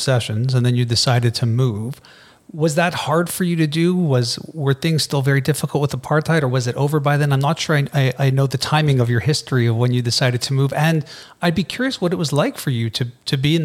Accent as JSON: {"language": "English", "country": "Canada", "said": "I'm Canadian. I'm Canadian"}